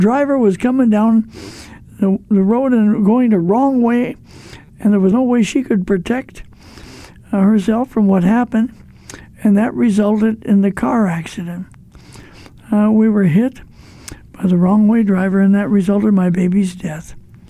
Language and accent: English; East St. Louis, Illinois, United States; I'm from East St. Louis